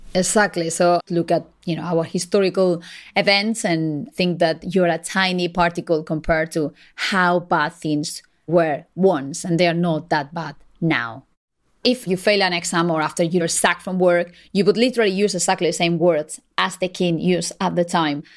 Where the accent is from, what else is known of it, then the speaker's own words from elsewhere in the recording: Spain; moved away as an adult; now in United Kingdom; I'm a Spanish journalist. I've been based in the UK for 12 years now.